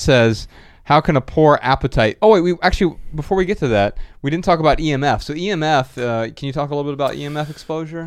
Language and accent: English; Dayton, Ohio, United States; moved away; we're from Dayton, Ohio.